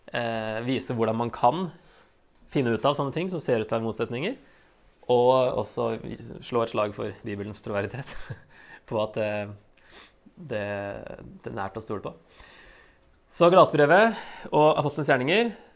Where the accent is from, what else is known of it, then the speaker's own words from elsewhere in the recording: Norway; vi er vel som nordmenn flest